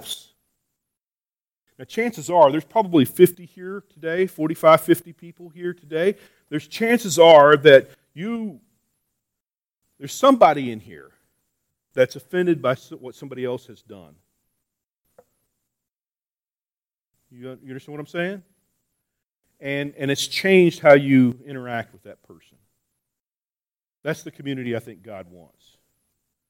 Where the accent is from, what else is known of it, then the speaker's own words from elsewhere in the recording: New Mexico, United States; I'm from New Mexico